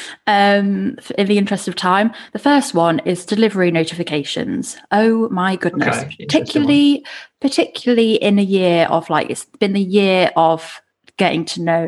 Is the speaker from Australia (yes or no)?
no; United Kingdom; We're British